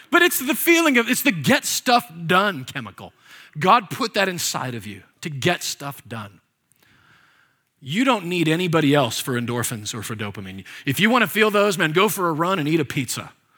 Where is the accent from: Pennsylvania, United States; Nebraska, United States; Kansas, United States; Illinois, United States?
Nebraska, United States; I was born and raised there, by the way, and on the Oregon Trail.